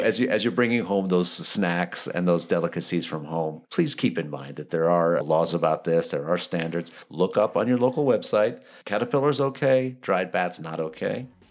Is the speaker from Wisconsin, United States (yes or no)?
yes; Wisconsin, United States; moved away; my hometown in Wisconsin